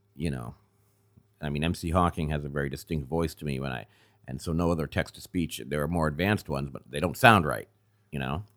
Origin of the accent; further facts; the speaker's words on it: Andover, Massachusetts, United States; also born or lived in Gloucester, Massachusetts; I grew up about twenty miles north of here. uh, Andover